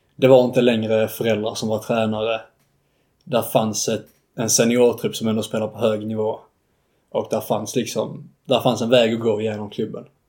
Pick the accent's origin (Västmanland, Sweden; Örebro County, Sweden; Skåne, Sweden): Skåne, Sweden; Staffanstorp; accent: Scanian; moved away as an adult; also born or lived in Uppsala; någon gång där kring min ettårsdag så flyttade vi ner till Staffanstorp och sen dess har jag bott i Staffanstorp